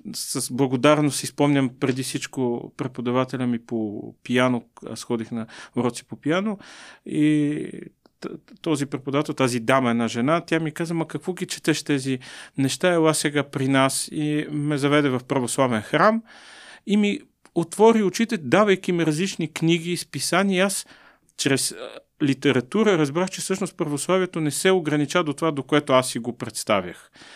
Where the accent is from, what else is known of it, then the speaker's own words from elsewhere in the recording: Bulgaria; сме българи